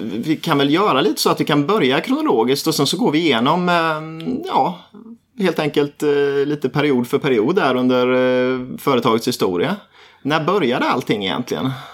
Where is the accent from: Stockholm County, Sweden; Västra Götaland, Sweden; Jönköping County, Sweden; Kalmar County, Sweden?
Jönköping County, Sweden; Nässjö; där jag kommer ifrån